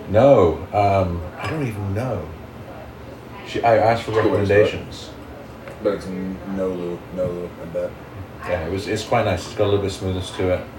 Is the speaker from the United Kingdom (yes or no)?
yes; United Kingdom; Um, being a Brit, I have access to certain things